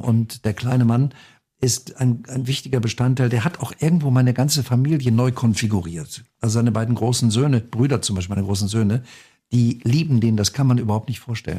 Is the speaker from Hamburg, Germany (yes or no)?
no; North Rhine-Westphalia, Germany; am Niederrhein, wo ich geboren bin